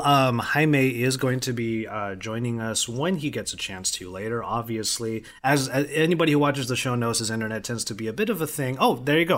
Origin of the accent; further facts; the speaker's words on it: Philippines; as a Filipino